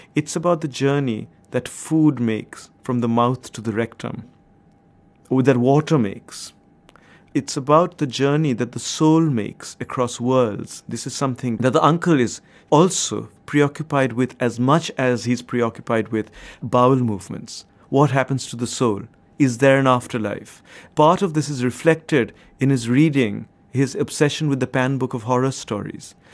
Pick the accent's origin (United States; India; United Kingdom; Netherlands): India; I grew up in India at a certain point of time